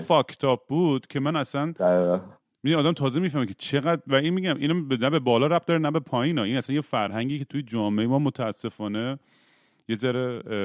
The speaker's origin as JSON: {"language": "Persian", "country": "Iran", "tie": "born or raised there", "moved": "yes", "said": "توی بچگیام توی دبیرستان تو ایران"}